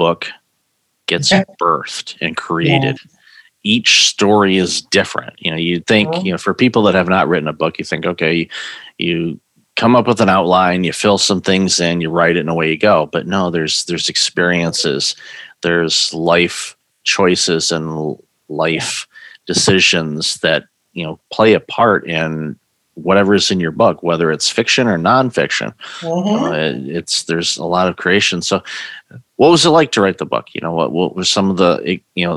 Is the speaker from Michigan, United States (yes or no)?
yes; Detroit, Michigan, United States; moved away; also born or lived in Chicago; I grew up in Detroit